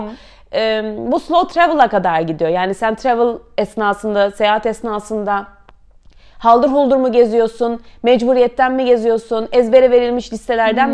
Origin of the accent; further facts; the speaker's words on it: Istanbul, Turkey; moved away as an adult; also born or lived in Canterbury, United Kingdom / Paris, France; 83 İstanbul doğumluyum.